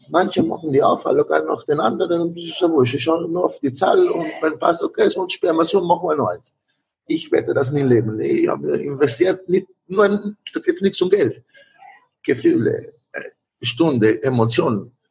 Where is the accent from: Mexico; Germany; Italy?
Italy; German is a second language; moved away; Ich bin da, als Italiener bin hergekommen und habe die Möglichkeit, für Restaurants zu haben.